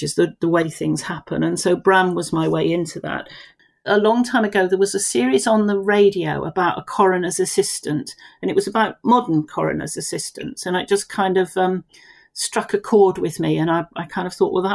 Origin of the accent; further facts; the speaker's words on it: Romsey, South East England, United Kingdom; now in Chandler's Ford, United Kingdom; I was born and brought up in Romsey, lived there the first 15 years of my life.